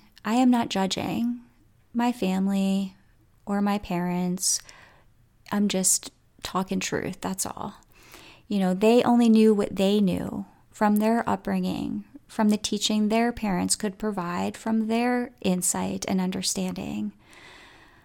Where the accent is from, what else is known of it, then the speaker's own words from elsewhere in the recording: Coatesville, United States; I grew up in Coatesville, and you know, it's a community, you know, that sometimes has a little anger running through it